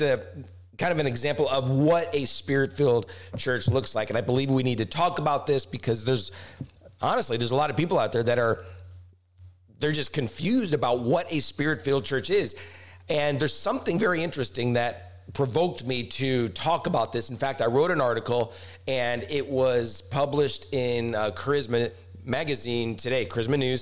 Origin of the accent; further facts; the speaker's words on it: Branson, Missouri, United States; my hometown, the amazing Branson, Missouri.